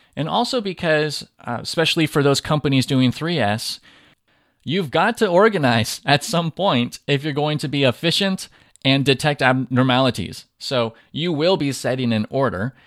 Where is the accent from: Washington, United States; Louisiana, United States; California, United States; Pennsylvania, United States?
California, United States; Southern; now in Tennessee, United States; I grew up in Southern California and I talk funny sometimes when I'm around people where I live now in Tennessee